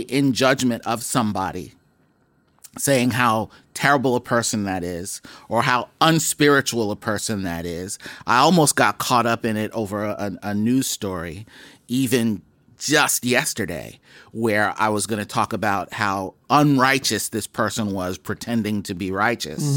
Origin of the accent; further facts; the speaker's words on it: Boston, Massachusetts, United States; When I was a kid growing up in Mattapan